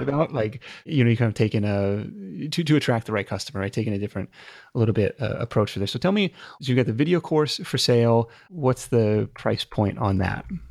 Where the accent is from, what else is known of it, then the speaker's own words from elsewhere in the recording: Seattle, Washington, United States; my hometown of Seattle